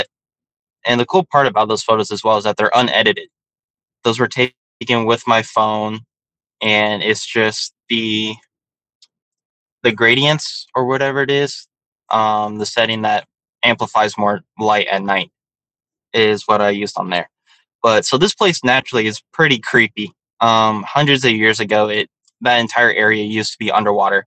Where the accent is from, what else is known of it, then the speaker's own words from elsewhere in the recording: Joshua Tree, California, United States; also born or lived in San Diego, California / West Hollywood, California; in the desert, in Joshua Tree, where I grew up at in California